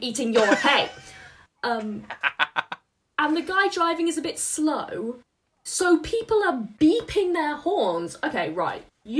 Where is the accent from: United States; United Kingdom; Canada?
United Kingdom; also born or lived in Wales / Birmingham; as a Welsh Brummy queen...